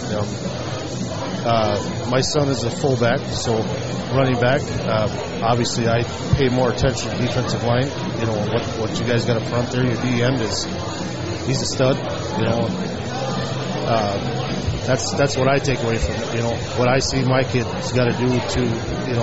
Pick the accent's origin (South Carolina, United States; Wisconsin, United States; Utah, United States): Wisconsin, United States; North; I am from North Wisconsin